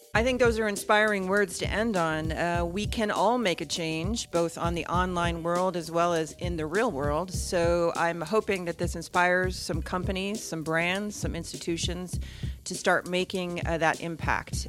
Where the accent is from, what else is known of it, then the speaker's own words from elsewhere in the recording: United States; accent: American; moved away as an adult; now in Netherlands; I am American, and I've been living in the Netherlands for twenty years